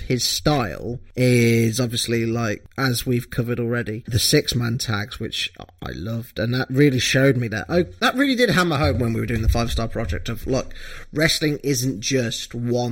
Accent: United Kingdom

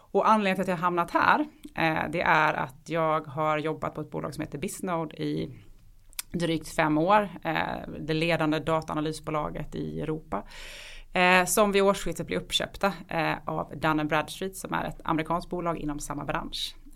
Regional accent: Halmstad, Halland County, Sweden; accent: Halmstad dialect; Jag kommer ifrån Halmstad, så det är den dialekten jag bryter på.

